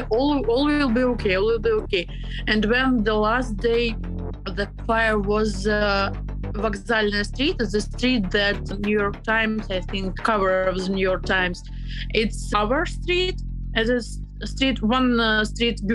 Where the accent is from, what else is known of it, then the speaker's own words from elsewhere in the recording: Donetsk, Donetsk Oblast, Ukraine; English is a second language; moved away as an adult; now in Kyiv, Ukraine; I'm from Donetsk. I was born in Donetsk.